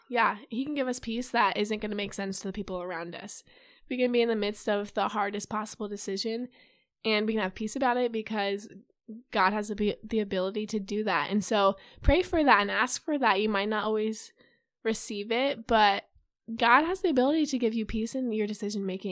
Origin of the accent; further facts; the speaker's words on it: Urbandale, Iowa, United States; I'm from Urbandale, Iowa. I graduated from Urbandale High School